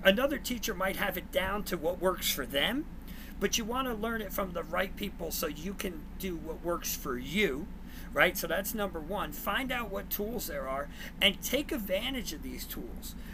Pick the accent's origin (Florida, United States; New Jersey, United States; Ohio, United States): New Jersey, United States; now in Texas, United States; I'm originally from Jersey, so you'll see the chain and my, my you know accent